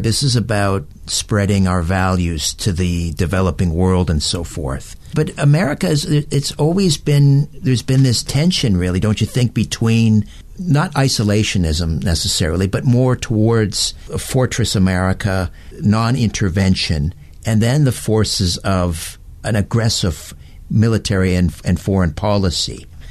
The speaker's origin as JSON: {"language": "English", "country": "Canada"}